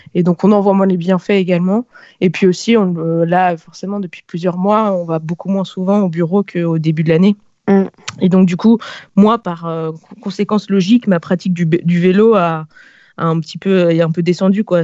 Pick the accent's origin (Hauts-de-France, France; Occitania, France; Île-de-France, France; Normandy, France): Île-de-France, France; Paris; je suis née à Paris, euh, j'avais un sens de l'orientation parisien un peu pourri jusqu'à mes dix-huit ans